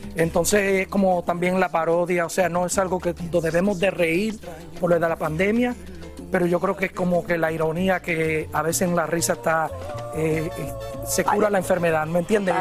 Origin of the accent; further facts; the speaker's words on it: New Jersey, United States; also born or lived in Puerto Rico; yo me crié a pesar que nací en Puerto Rico, me crié en New Jersey